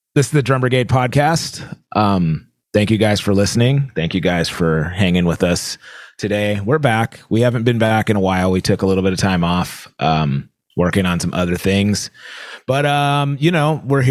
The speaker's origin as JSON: {"language": "English", "region": "California", "country": "United States", "said": "I'm from California"}